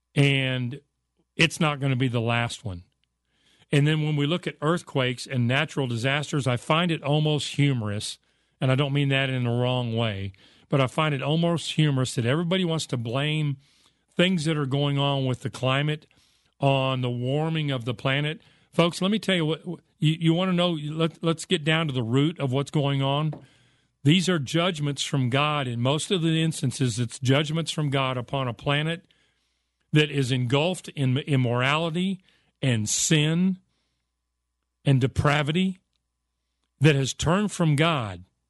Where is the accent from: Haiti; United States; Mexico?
United States; I was raised in America